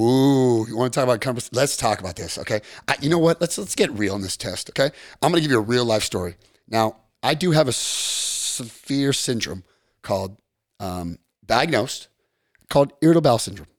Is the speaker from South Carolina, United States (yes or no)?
no; Long Beach, California, United States; I'm from North Long Beach